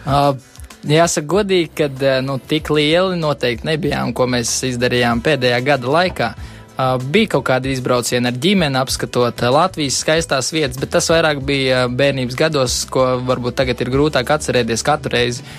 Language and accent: Latvian; Straupe, Vidzeme, Latvia; arī tā puse ir cēs pusē, vairāk eh, straupes meži un ielejas un mazpilsētas gadu tur pavadīt ir.